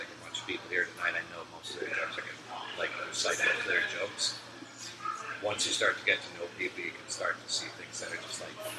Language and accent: English; Massachusetts, United States; moved away; I'm from Massachusetts.